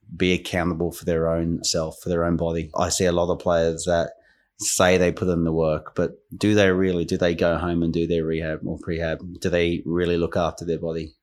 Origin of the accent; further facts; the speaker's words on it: Queensland, Australia; moved away as an adult; also born or lived in England; growing up in Australia